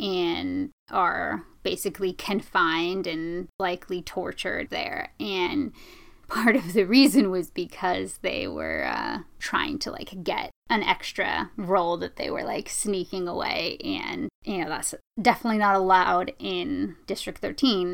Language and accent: English; United States; I didn't have the same types of discrimination against me growing up that a lot of people of Eastern Asian descent have here in this country